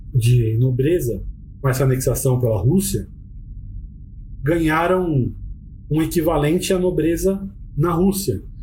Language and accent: Portuguese; Brazil